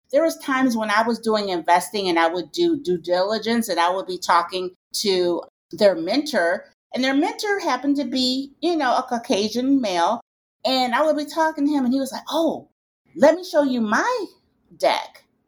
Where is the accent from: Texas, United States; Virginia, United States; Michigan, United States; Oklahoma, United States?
Michigan, United States; Detroit; I'm from Detroit, Michigan